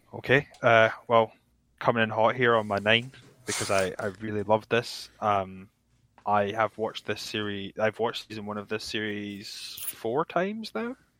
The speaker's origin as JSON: {"language": "English", "region": "Scotland", "country": "United Kingdom", "said": "a Scot"}